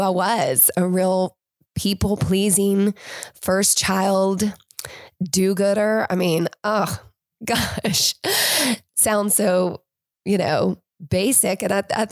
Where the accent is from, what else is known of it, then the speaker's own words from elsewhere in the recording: Winston-Salem, North Carolina, United States; I am from Winston-Salem.